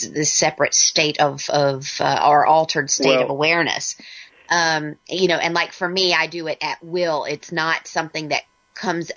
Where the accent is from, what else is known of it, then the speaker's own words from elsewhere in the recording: Virginia, United States; we're both from Virginia.